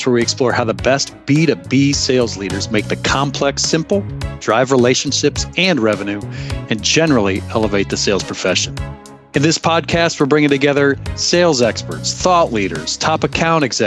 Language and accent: English; Akron / Cleveland, Ohio, United States; Matt and I are fellow Akron Clevelandites from back in the day. So 1990s, Cleveland, Ohio